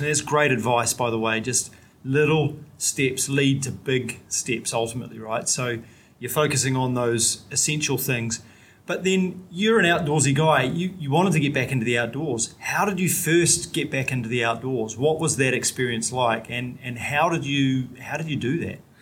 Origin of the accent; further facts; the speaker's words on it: New Zealand; I'm a paraplegic from New Zealand